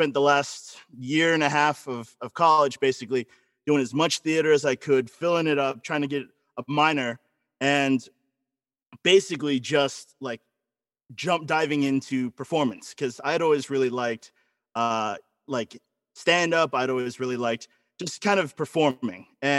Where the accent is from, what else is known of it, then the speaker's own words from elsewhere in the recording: Florida, United States; I was born in Florida, you know, like the dangly part of America.